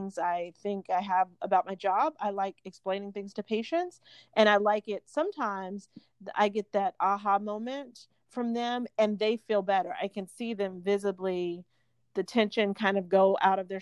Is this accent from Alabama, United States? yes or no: yes; Montgomery, Alabama, United States; moved away as an adult; also born or lived in Washington, D.C. / Boston; now in Pine Bluff, United States; I grew up in Montgomery, Alabama